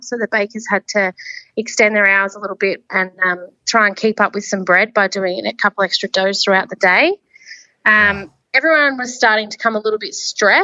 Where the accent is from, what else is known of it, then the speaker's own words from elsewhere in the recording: Loch / Korumburra area, Victoria, Australia; now in Korumburra, Australia; I grew up in the Lock Crowira area, and I moved to Currumburra when I was 18.